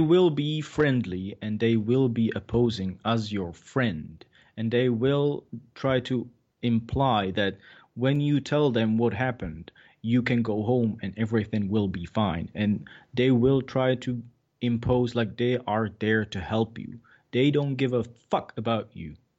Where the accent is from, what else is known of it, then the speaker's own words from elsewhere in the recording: Czechia; English is a second language; moved away; I was from Czech Republic